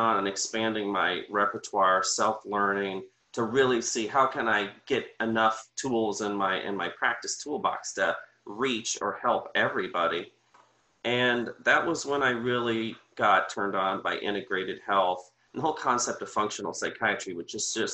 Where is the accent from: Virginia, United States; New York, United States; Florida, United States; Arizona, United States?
Florida, United States; Sarasota; now in Bradenton, United States; I grew up in Sarasota